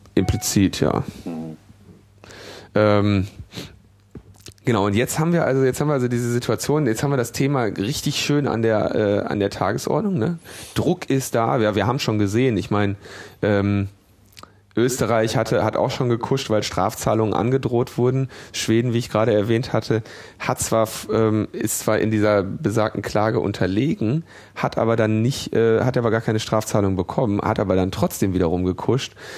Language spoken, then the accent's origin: German; Ruhr area, North Rhine-Westphalia, Germany; ich bin ja im Ruhrgebiet geboren